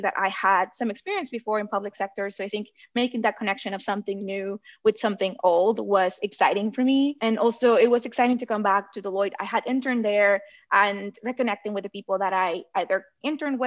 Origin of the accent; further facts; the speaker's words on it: southern Mexico, Mexico; moved away as an adult; I grew up in Southern Mexico